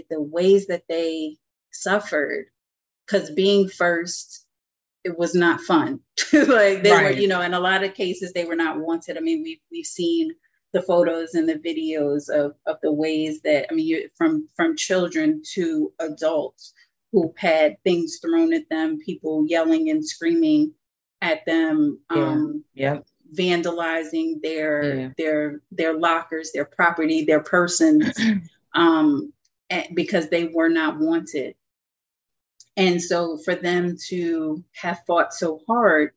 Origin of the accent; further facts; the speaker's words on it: New Jersey, United States; New Jersey, shout out to my home state, New Jersey